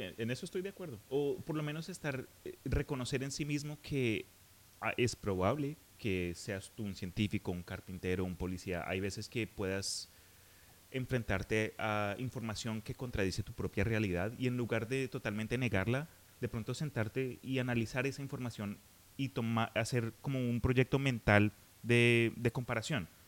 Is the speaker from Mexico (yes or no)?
no; Colombia; En Colombia, de donde soy yo